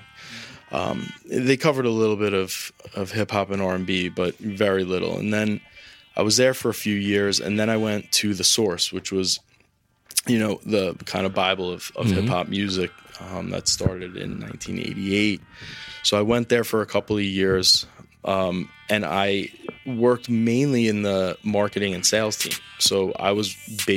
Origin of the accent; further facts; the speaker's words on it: South Shore of Long Island, New York, United States; moved away as an adult; also born or lived in Indiana; I grew up on the South Shore of Long Island.